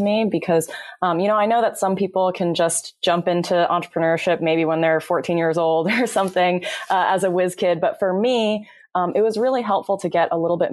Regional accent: Chicago suburbs, Illinois, United States; now in California, United States; I am originally from the Chicago suburbs, but moved out to California

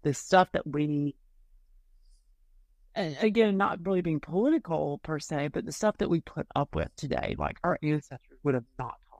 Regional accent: Georgia, United States; moved away; also born or lived in North Carolina; I'm from Georgia, even though my father's from North Carolina and I've lived in North Carolina

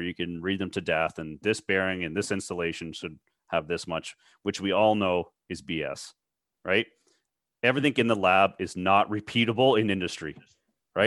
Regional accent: Toronto, Ontario, Canada; I'm from the Toronto area.

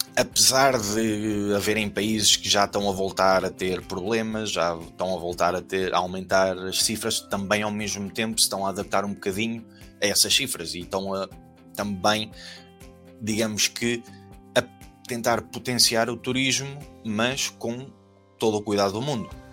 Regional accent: Portugal; moved away as an adult; also born or lived in Germany; nós, como bons portugueses

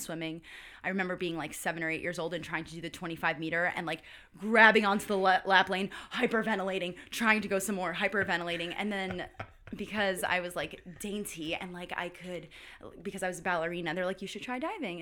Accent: Valhalla, New York, United States; moved away; also born or lived in Duncan, South Carolina; I am from Valhalla, New York. it's a small hamlet outside of New York City. It's forty minutes north of New York City.

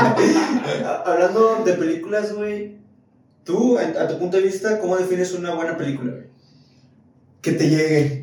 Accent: Monterrey, Nuevo León, Mexico; uno como regio

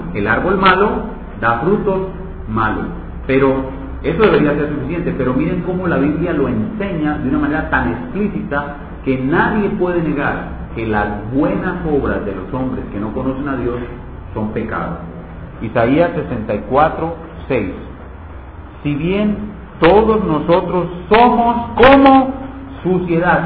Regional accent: Medellín, Antioquia, Colombia; moved away; allá en Medellín, en mi tierra

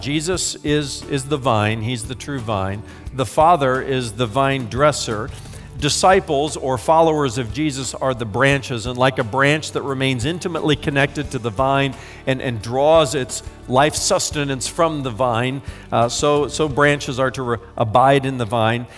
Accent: United States; I'm an American

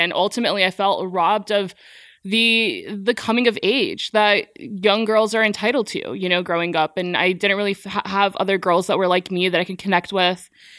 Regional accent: New Jersey, United States; 9/11 happened when I was nine. And for a young girl growing up in Jersey, born and raised Jersey girl

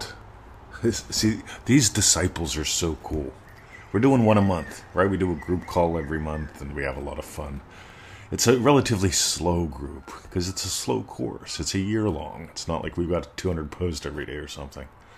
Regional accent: Pittsburgh, Pennsylvania, United States; moved away; I grew up in Pittsburgh

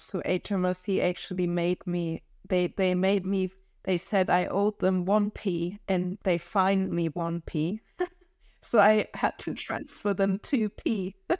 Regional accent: Kiel, Schleswig-Holstein, Germany; English is a second language; moved away as an adult; also born or lived in Frankfurt, Germany; now in London, United Kingdom; I grew up in, close to Kiel, which is, um, um, just an hour south of the Danish border

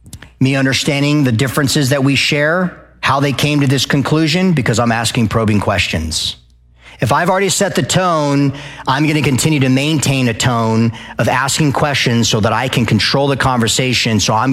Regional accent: Arizona, United States; I moved to the South and everyone's like, "Oh, the Southern people, …." Oh, because I came from Arizona.

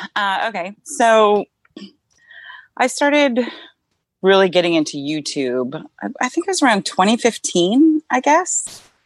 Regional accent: Northern California, United States; also born or lived in Modesto, California / Davis, California / Vacaville, California / Laguna Niguel, California; I grew up in Northern California

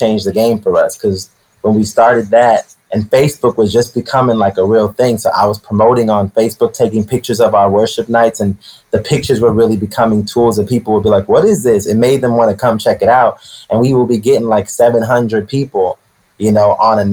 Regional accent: Maryland, United States; moved away as an adult; also born or lived in Florida / Brooklyn; I moved back to Maryland

